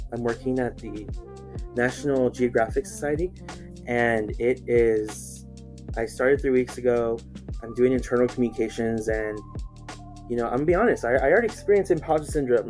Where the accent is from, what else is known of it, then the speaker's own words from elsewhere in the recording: Chino, California, United States; I grew up here in the same place. I am in Chino, California